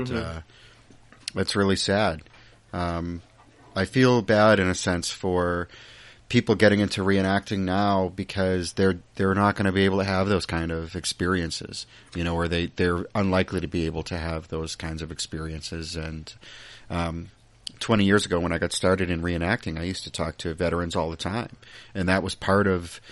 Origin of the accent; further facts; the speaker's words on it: United States; also born or lived in Massachusetts; I'm an American